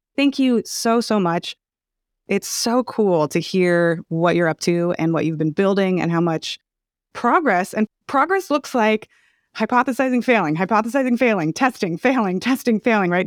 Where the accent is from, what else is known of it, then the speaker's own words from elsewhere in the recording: Palo Alto, California, United States; I grew up in Palo Alto